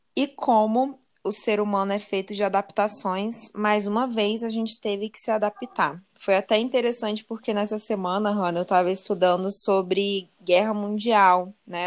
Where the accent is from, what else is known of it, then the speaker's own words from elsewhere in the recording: Brazil; como brasileiras